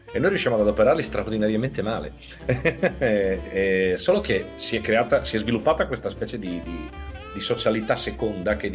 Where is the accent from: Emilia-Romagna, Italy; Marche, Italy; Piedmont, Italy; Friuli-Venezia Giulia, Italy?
Emilia-Romagna, Italy; Ferrara; now in Veneto, Italy; Sono ferrarese, io sono di Ferrara. Sì, sì, sono originario di Ferrara, sono emiliano.